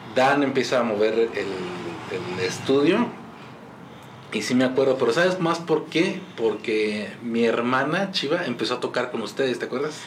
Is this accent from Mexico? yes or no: yes; Mexico; also born or lived in Monterrey; aquí como mexicano